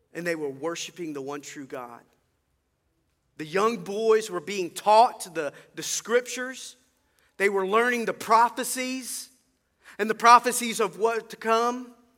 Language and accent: English; Mobile, Alabama, United States; I grew up over in Mobile, and I was in the youth choir at Cottage Hill Baptist Church